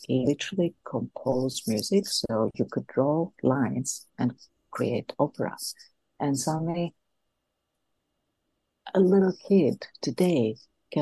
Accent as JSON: {"language": "English", "town": "Athens", "region": "Attica", "country": "Greece", "tie": "born or raised there", "moved": "as an adult", "said": "I grew up in Athens, in Greece."}